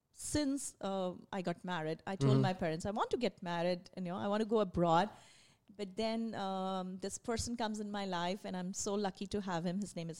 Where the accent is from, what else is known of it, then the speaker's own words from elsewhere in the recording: India; English is a second language; moved away; I moved here in 2016 from India. So when I came here, of course, because I was from India, I was good in my English, but I had to learn the accent